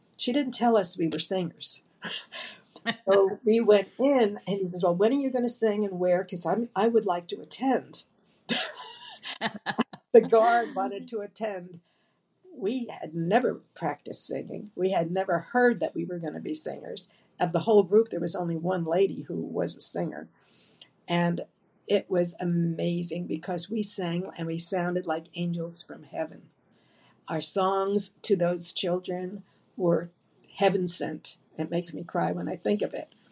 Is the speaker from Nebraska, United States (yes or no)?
no; Dallas, Texas, United States; I'm from Dallas, Texas